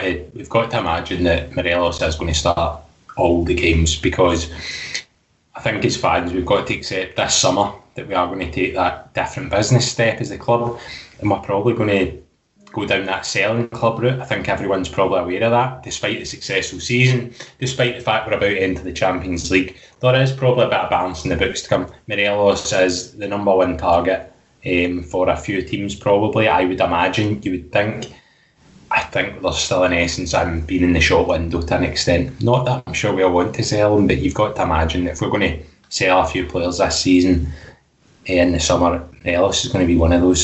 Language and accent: English; Scotland, United Kingdom; us as Scottish football fans